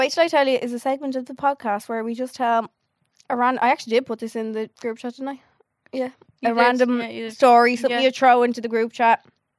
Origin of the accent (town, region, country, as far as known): Dublin, Ireland; also born or lived in Canada